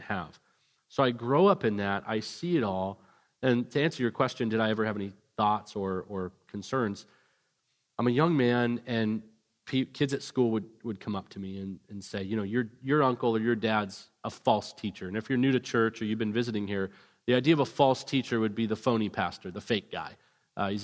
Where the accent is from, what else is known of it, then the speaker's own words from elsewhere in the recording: Vancouver, British Columbia, Canada; moved away; also born or lived in Orange County, California; I grew up in Vancouver, British Columbia